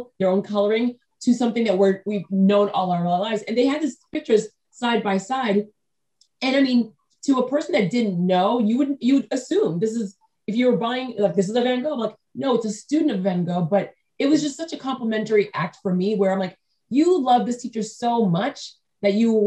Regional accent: New England, United States; I grew up in New England, but 90% of my American relatives, I'm first generation born in America

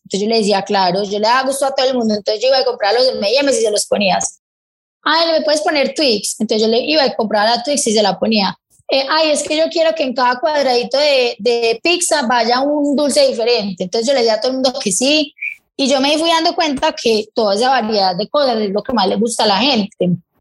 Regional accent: Medellín, Antioquia, Colombia; yo soy de acá de Medellín

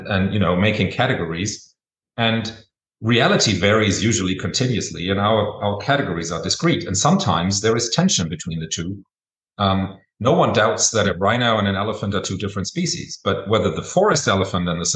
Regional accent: Germany; I was born and raised in Germany

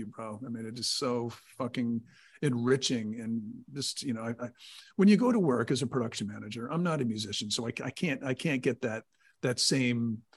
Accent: Connecticut, United States; Matt and I grew up in Connecticut

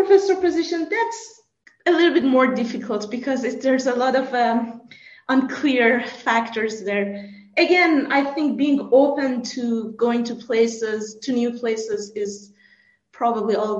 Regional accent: Iran; moved away as an adult; also born or lived in Canada / France / United States; now in Salzburg, Austria; I grew up in Iran. I moved to Canada for my master's

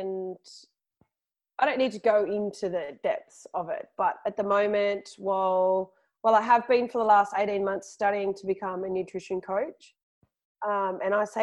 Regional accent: Gold Coast, Queensland, Australia; moved away; I'm from the Gold Coast.

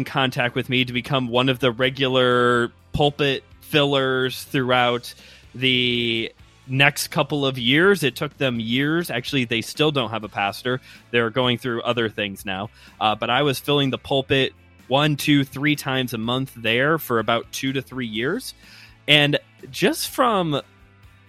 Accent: Chicago, Illinois, United States; accent: Midwestern; my great Midwestern accent, I'm from the Chicago area.

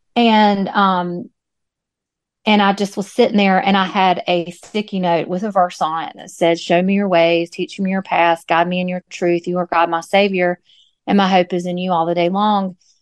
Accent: Moore County, North Carolina, United States; born or raised there; moved away as an adult; also born or lived in Greensboro, North Carolina; now in Wallace, United States

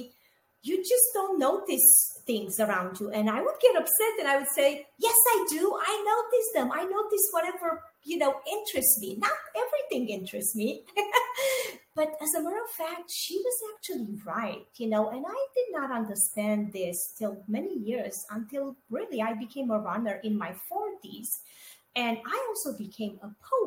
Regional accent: Romania; moved away; I was born and raised in Romania, and I grew up during communism there.

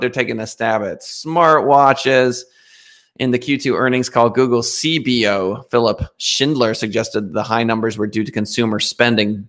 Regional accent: United States; the Americans, of which I am an American

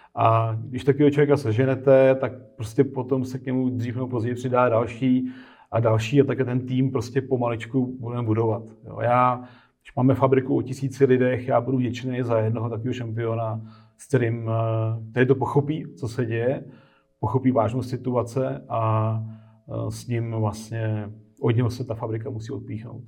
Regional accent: Czechia; my jako Češi máme tady

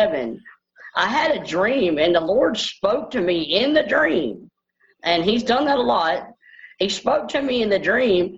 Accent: Bossier City, Louisiana, United States; I was born in Bossier General and Bossier, Louisiana, which is an hour and a half from where I live now

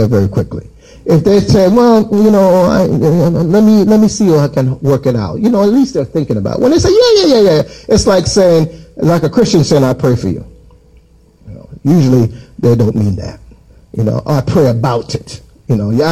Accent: Jamaica; in my childhood, I grew up in Jamaica

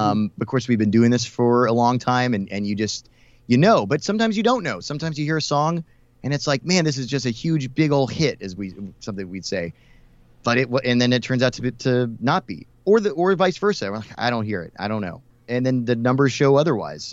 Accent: Houston, Texas, United States; now in Dallas, United States; I'm Texas born and raised. I grew up in Houston.

